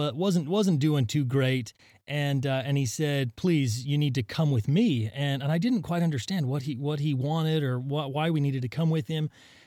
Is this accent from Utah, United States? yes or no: yes; Utah, United States; I was born in Utah, and I grew up in a small town in southern Utah, surrounded by the mountains, and I I spent my childhood hiking and climbing and picking up rocks.